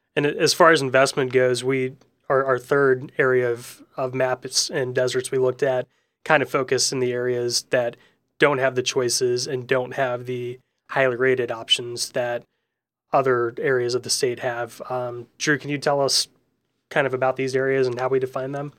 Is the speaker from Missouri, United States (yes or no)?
yes; St. Louis, Missouri, United States; now in Indiana, United States; my home state of Missouri and, and Saint Louis in particular